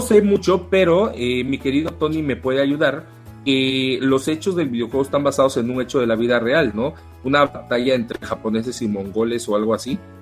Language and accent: Spanish; Mexico; yo soy mexicano